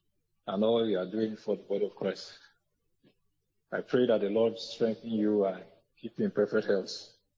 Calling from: Benin; I'm calling from Benin.

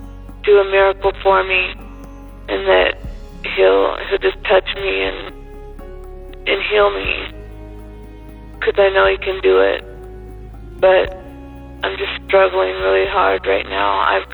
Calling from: California, United States; I'm calling from California.

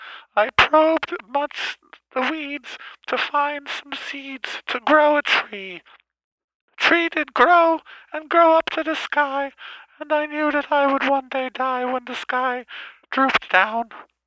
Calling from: California, United States; I'm from California.

